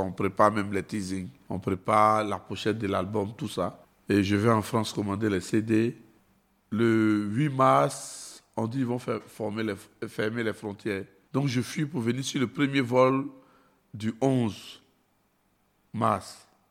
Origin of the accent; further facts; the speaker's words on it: Côte d’Ivoire; on vient des Gbatanekro. Et quand on était petit, pour être un homme dans notre quartier, il fallait appartenir à un groupe de gangsters